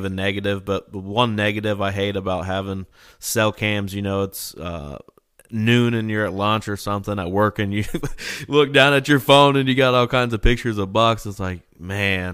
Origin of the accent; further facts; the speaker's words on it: Midwest, United States; I'm from the Midwest